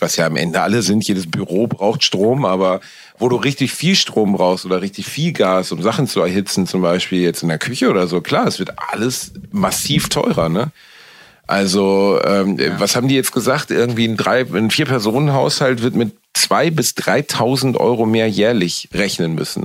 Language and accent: German; Cologne, North Rhine-Westphalia, Germany; Ich bin wieder in meiner Heimatstadt Köln angekommen